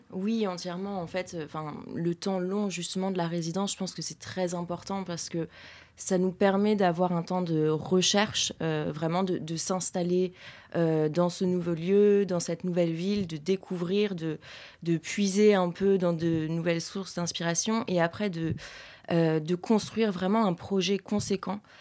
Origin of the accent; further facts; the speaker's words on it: Paris, Île-de-France, France; je suis parisienne